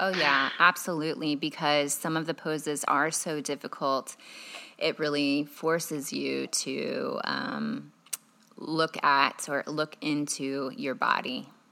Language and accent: English; Carmel, Indiana, United States; also born or lived in Chicago, Illinois; I was born in Chicago, Illinois, and then when I was three, I grew up in Carmel, Indiana